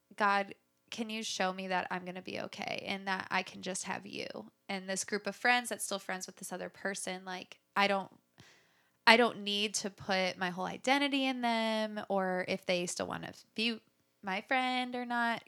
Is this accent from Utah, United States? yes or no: no; Chicago area, Illinois, United States; I was born near the Chicago area, and I grew up there